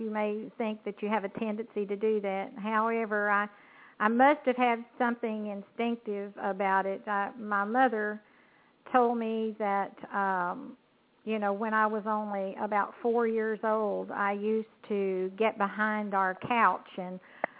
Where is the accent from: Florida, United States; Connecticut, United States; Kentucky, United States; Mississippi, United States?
Kentucky, United States; I'm affiliated with CNC Music Group, and I'm from Kentucky, a country gal, so to speak.